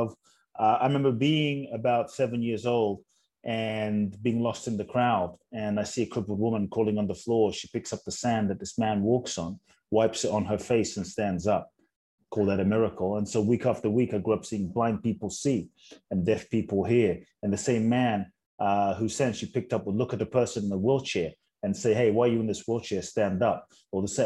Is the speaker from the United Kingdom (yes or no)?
yes; London, United Kingdom; also born or lived in Ghana; born in Ghana, West Africa, my father's from Ghana, my mother's Japanese. I grew up in London.